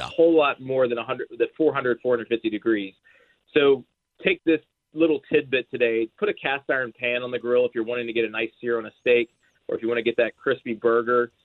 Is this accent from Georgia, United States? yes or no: yes; Georgia, United States; now in Nashville, United States; I grew up in Georgia